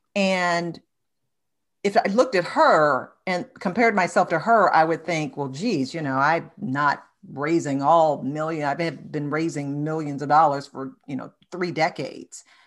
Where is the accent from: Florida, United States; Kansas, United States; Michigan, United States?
Michigan, United States; Detroit; my hometown, Detroit